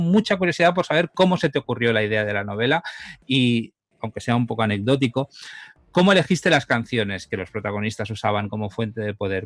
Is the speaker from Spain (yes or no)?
yes; Catalonia, Spain; tanto Alex como yo somos eh, catalanes